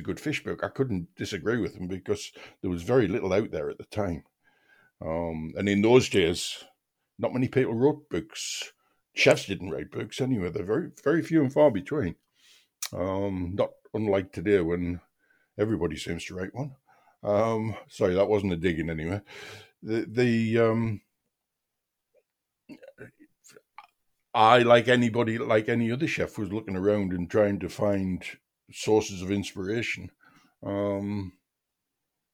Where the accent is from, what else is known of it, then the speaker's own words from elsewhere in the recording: Seaham, North East England, United Kingdom; I'm from a seaside town, actually, in County Durham, a place called Seaham